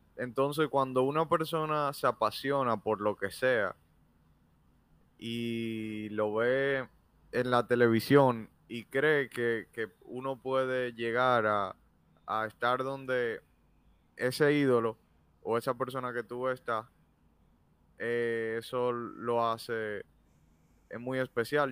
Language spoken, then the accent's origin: Spanish; Dominican Republic; en nuestro país